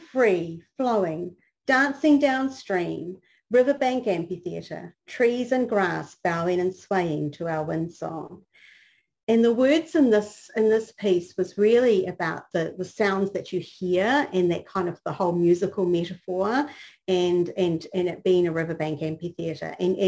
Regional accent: New Zealand; now in Texas, United States; the context that I grew up in was in New Zealand

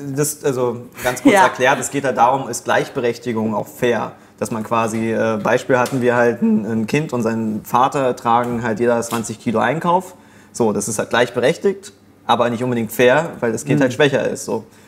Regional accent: Germany; als Deutscher

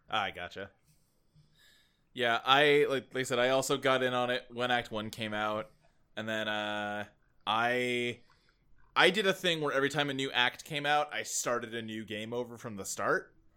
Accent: Kentucky, United States; moved away as an adult; I grew up in Kentucky. We moved there when I was, like, eight, and I lived there till I was, like, twenty-one, twenty-two.

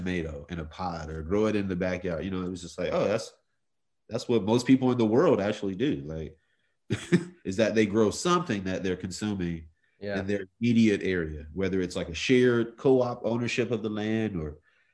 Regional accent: Stone Mountain, Georgia, United States; also born or lived in Hawaii / Clarkston, Georgia; I grew up in Stone Mountain. I was born in Hawaii, military family, and grew up in Stone Mountain

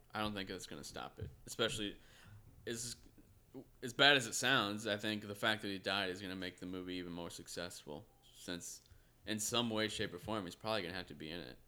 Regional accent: United States; we're one of the few here from America

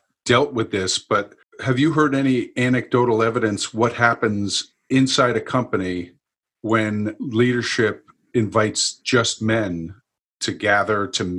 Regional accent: New York, United States; I'm from New York

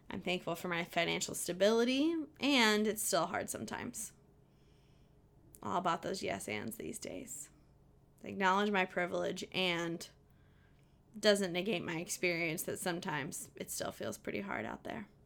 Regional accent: Southern Indiana, United States; from Indiana, Southern Indiana.

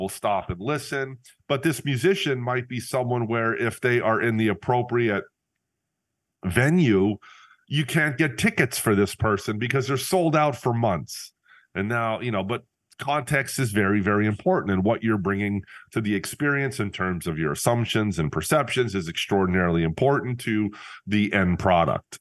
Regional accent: Northeast Pennsylvania, United States; I returned to my hometown

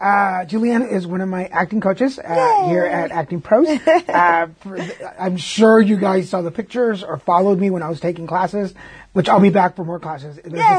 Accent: Texas, United States; I'm from Texas.

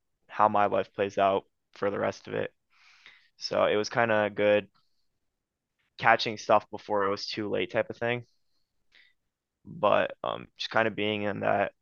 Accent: Ohio, United States; also born or lived in Romania; growing up in Ohio, the weather changes a lot.

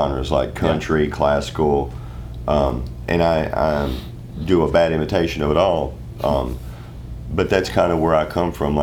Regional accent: Western Kentucky, United States; I'm from Western Kentucky, home of Merle Travis

